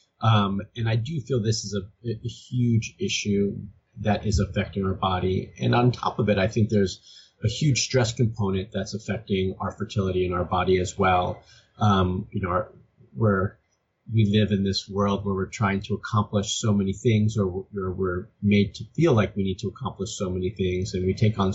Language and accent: English; Miami, Florida, United States; moved away as an adult; now in California, United States; I'm originally from Miami